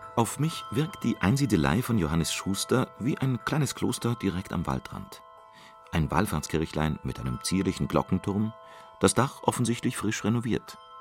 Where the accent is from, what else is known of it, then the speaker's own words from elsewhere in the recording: Trier, Rhineland-Palatinate, Germany; Aufgewachsen in Trier